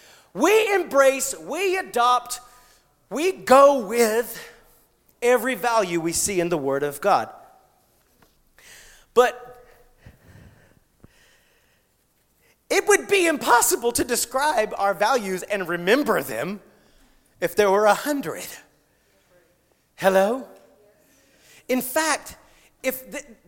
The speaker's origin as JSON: {"language": "English", "region": "South Georgia near Savannah", "country": "United States", "moved": "yes", "said": "I come from South Georgia near Savannah, okay? Very southern"}